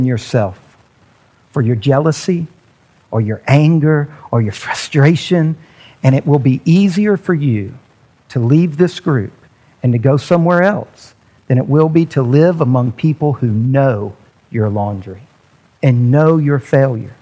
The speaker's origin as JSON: {"language": "English", "country": "United States", "said": "being an American"}